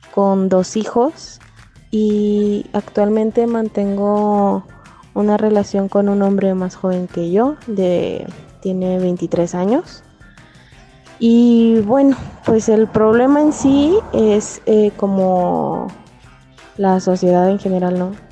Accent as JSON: {"language": "Spanish", "town": "Ciudad Juárez", "region": "Chihuahua", "country": "Mexico", "said": "soy de Ciudad Juárez"}